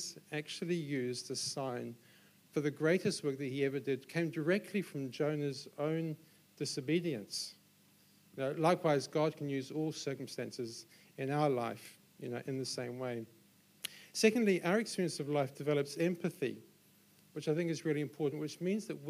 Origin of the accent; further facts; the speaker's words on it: Solihull, West Midlands, United Kingdom; also born or lived in London; now in Auckland, New Zealand; I then moved back to my hometown in Solihull in England, which is 100 miles northwest of London.